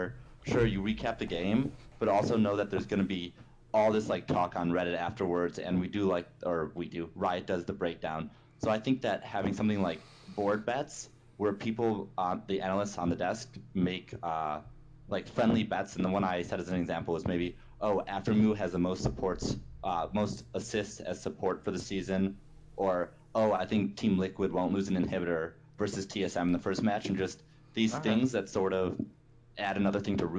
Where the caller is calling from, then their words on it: Seattle, Washington, United States; I am calling from Seattle, Washington.